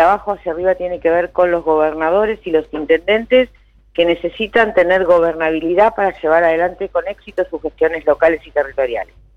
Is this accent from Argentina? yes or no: yes; Junín, Buenos Aires Province, Argentina; yo soy de Junín